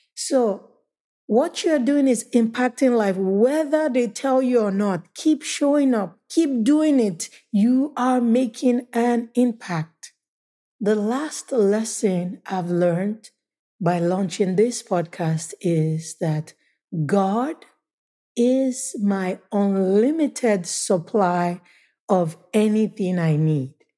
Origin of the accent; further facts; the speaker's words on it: Nigeria; also born or lived in United States; Nigeria is my home country